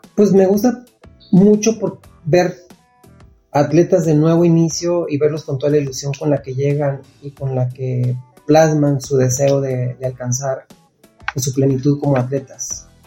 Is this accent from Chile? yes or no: no; Nogales, Sonora, Mexico; Yo nací y crecí en Nogales, Sonora, que es frontera con Estados Unidos